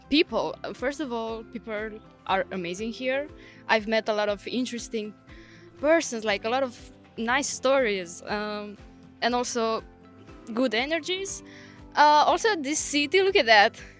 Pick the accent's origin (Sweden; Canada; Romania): Romania; Uh, I'm a 25 years old girl. I am from Romania